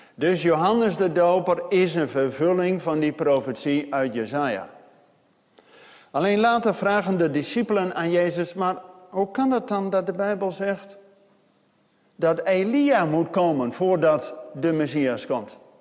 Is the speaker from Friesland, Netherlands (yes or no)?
no; Zwolle, Overijssel, Netherlands; bij ons in eh, Zwolle, waar ik vandaan kom